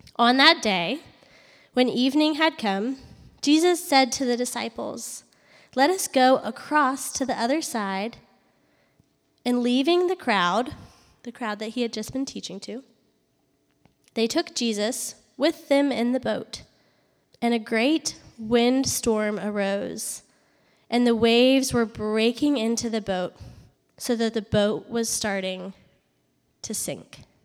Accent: Charlottesville, Virginia, United States; moved away as an adult; also born or lived in Harrisonburg, Virginia / Atlanta, Georgia; I grew up in Virginia, in Charlottesville, Virginia, and I went to school up there

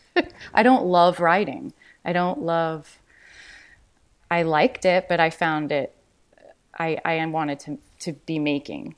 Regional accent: Los Angeles, California, United States; also born or lived in New York; I grew up in Venice, and um, then from there, my mom my mom's English. My father is a local LA person

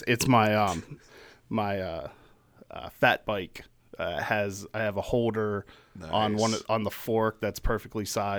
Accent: Pittsburgh, Pennsylvania, United States; I grew up in Pittsburgh, so I'm kind of for, like, I don't have a choice but to be a sports fan.

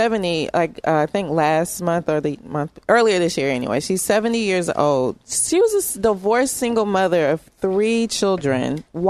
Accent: Louisville, Kentucky, United States; Being from Louisville, Kentucky

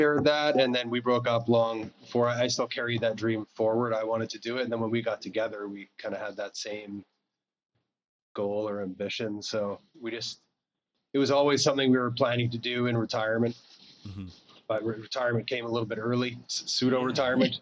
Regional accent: Calgary, Alberta, Canada; moved away as an adult; also born or lived in Montreal; now in Nicaragua; I was born in Montreal, but I grew up, I spent about 40 years in Calgary.

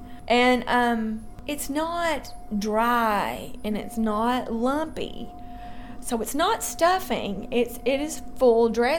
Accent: Memphis, Tennessee, United States; also born or lived in Dyersburg, Tennessee; we moved to Memphis, and I grew up in Memphis, too.

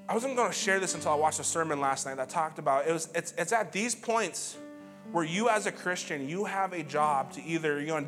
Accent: Montana, United States; moved away; I'm from Montana, too

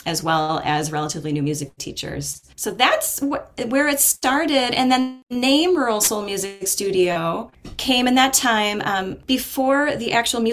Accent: United States; moved away as an adult; I decided to move back to this area, which is my hometown region

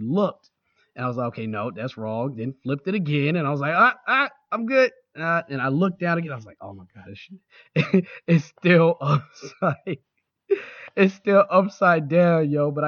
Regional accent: Jacksonville, Florida, United States; now in Baltimore, United States; I grew up in Jacksonville, Florida.

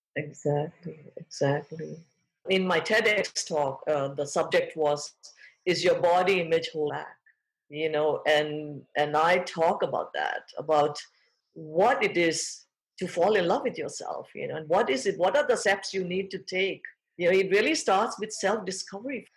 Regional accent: Thailand; moved away; I was born and raised in Thailand. I'm fourth generation Thai, but of Indian parents

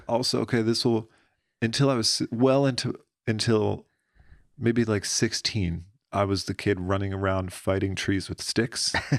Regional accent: Pennsylvania, United States; moved away as an adult; Middle of fucking nowhere, Pennsylvania

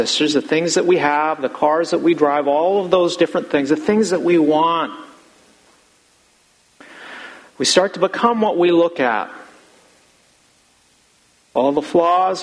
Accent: United States; I'm as American as all of you.

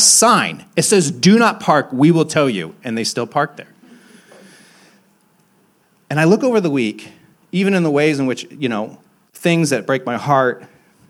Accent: Hicksville, Ohio, United States; also born or lived in Athens, Ohio; now in Franklinton, Columbus, United States; I'm from Hicksville, Ohio

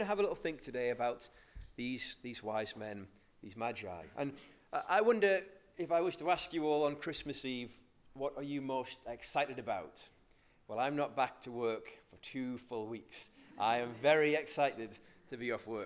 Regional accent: North Shields, North East England, United Kingdom; I'm from North Shields, so I say magi

